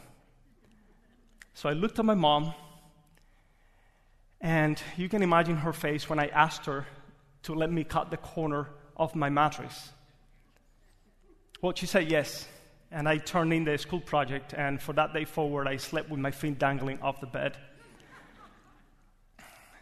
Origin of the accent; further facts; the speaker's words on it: Cuba; English is a second language; moved away as an adult; now in Jacksonville, United States; I was born in Cuba